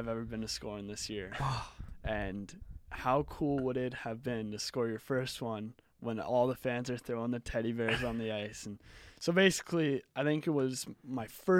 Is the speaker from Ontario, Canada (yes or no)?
no; Halifax, Nova Scotia, Canada; growing up in Halifax watching the Mooseheads